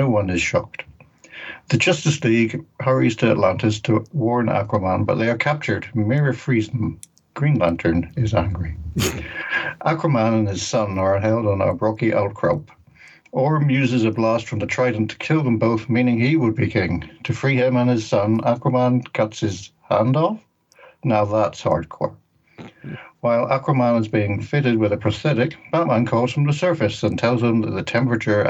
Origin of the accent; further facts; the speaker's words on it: Ireland; I'm Irish